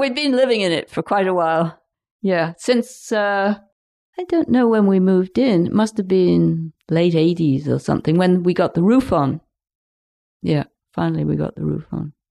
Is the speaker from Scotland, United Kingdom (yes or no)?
no; Lincolnshire, East Midlands, United Kingdom; now in Pender Island, Canada; where we were in Lincolnshire, it's totally flat